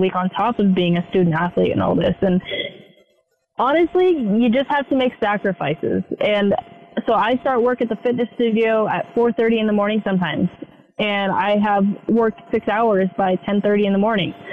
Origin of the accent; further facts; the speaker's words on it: West Coast, United States; moved away as an adult; I'm from the West Coast.